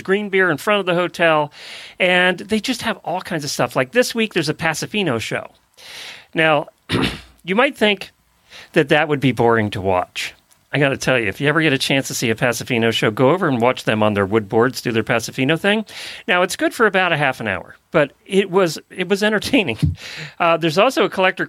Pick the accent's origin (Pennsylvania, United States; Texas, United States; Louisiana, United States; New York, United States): Pennsylvania, United States; Lancaster County; I grew up in Lancaster County, Pennsylvania, where there were all those kinds of things all the time